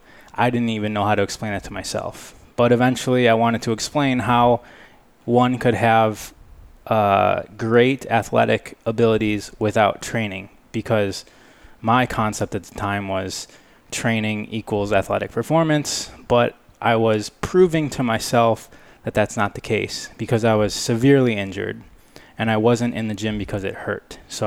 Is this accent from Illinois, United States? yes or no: no; Michigan, United States; moved away as an adult; also born or lived in California; I grew up in Michigan, So from 3 years old to 23 years old, I was in Michigan.